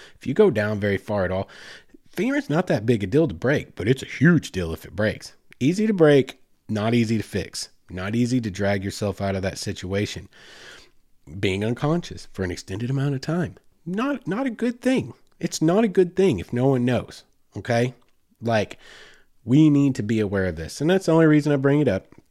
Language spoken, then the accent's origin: English; Oklahoma, United States; I grew up in Oklahoma